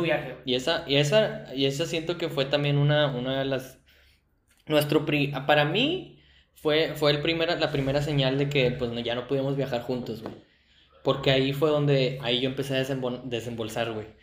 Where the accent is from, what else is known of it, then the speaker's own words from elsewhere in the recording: Mexico; nosotros en México, güey, le abrimos los brazos a los de afuera